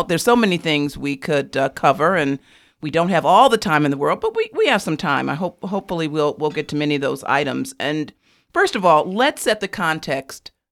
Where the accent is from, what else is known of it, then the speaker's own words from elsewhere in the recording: Ann Arbor, Michigan, United States; now in Chicago, United States; Well, I was born in Ann Arbor, Michigan